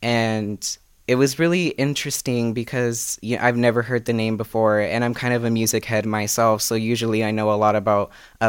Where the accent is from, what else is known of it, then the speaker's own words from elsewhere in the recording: Fresno, California, United States; I'm 19 years old. I'm from Fresno, California.